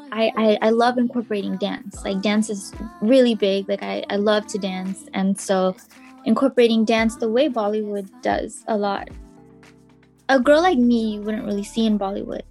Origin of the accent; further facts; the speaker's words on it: Richmond, California, United States; growing up in Richmond.